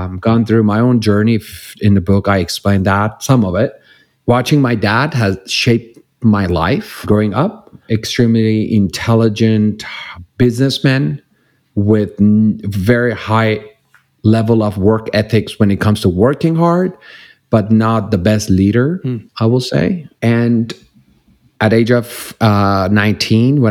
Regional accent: Iran; English is a second language; moved away as an adult; now in Los Angeles, United States; I grew up in Iran

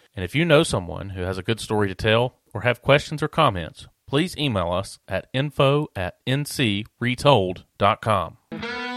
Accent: near Pilot Mountain, North Carolina foothills, United States; I was fortunate enough to grow up on, on a family farm here in the foothills

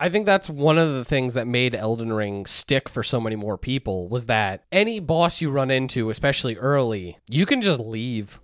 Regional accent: United States; we are American

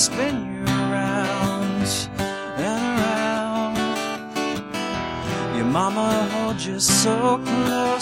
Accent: Humboldt, Tennessee, United States; born or raised there; also born or lived in Jackson, Tennessee

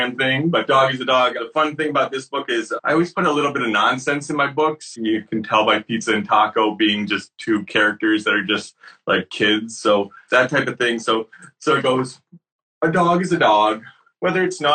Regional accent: Syracuse, New York, United States; I grew up in Syracuse, New York

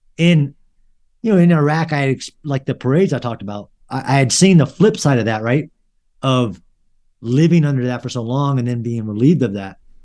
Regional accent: United States; I'm an American citizen

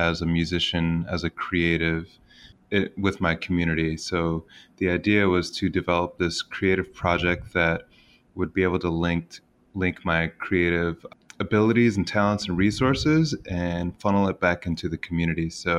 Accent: Finger Lakes, central New York, United States; also born or lived in Boston; when I moved back to my hometown from Boston, my hometown is in the Finger Lakes of the beautiful central New York

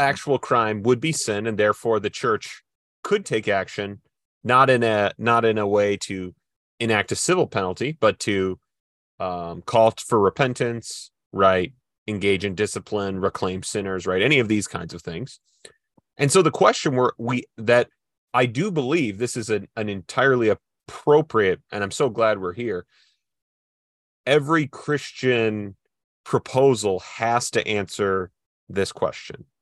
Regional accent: Midwest, United States; I'm from the Midwest

